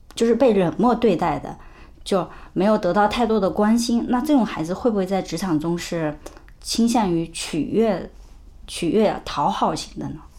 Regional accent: China; 我们中国人有一个特别根深蒂固的习惯

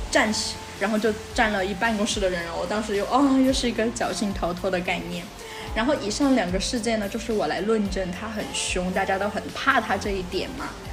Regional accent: Sichuan, China; 我们是四川的

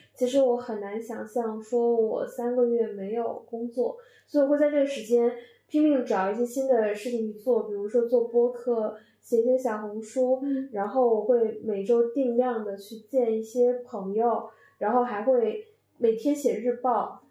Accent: Northeast China, China; moved away as an adult; now in Beijing, China; 我是一个东北人

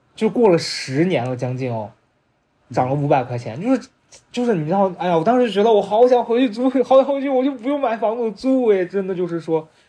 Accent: Xi'an, Shaanxi, China; moved away as an adult; now in Beijing, China; 因为我是西安人

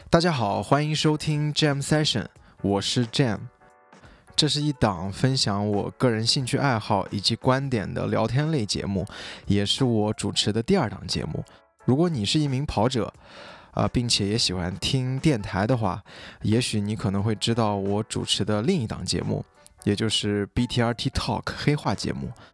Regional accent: Xinjiang, China; moved away as an adult; also born or lived in Hangzhou / New York; now in Shanghai, China; 我是出生在新疆 我在新疆待到十八岁，然后后来去杭州念的大学，读的是广告专业

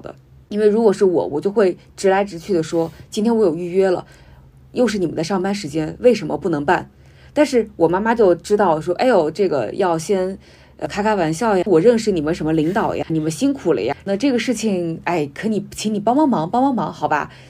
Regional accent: Lianyungang, Jiangsu, China; 一方面就是我的家乡江苏连云港，它其实是一个已经有了瑞幸，有了各种什么各种打车、各种外卖什么这种所谓的现代化的基础设施，其实现在已经全面铺开的这么一个状态。

